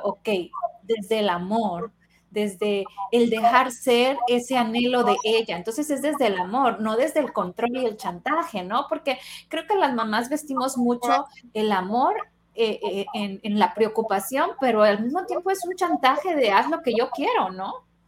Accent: Sinaloa, Mexico; de donde yo soy, eh, em, en Sinaloa, somos como familias muy tradicionales

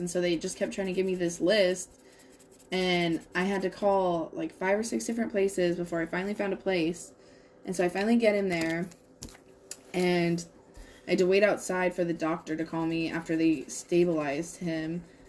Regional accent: Washington, United States; moved away; in Washington, like just my hometown is literally surrounded by three huge fires.

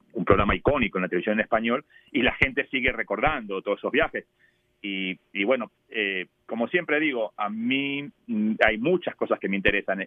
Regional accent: Argentina; born or raised there; also born or lived in New York, United States; now in United States

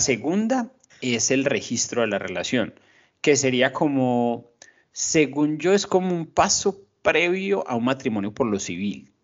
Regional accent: Colombia; moved away; nosotros como colombianos

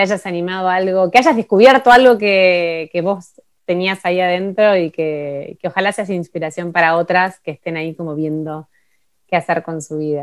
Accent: Buenos Aires, Argentina; moved away as an adult; now in Ushuaia, Argentina; soy de Buenos Aires y mi vida está en Buenos Aires

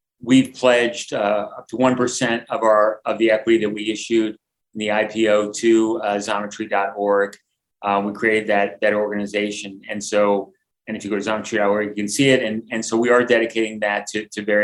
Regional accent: United States

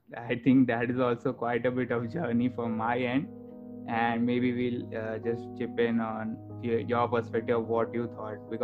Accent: India; moved away as an adult; now in United States; originally I'm from India

